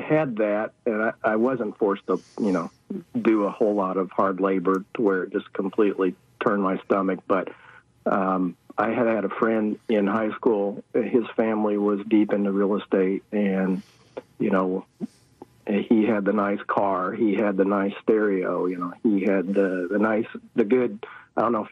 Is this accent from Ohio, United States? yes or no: no; Marshall, Missouri, United States; moved away; also born or lived in Kansas City / Austin; I started out in a farming community in Marshall, Missouri.